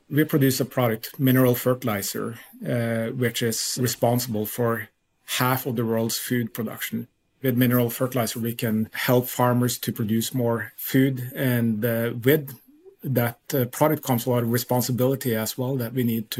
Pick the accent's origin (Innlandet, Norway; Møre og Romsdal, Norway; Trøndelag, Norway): Innlandet, Norway; Lillehammer; moved away as an adult; also born or lived in Utah, United States; I grew up in Lillehammer, Norway, which is the Olympic city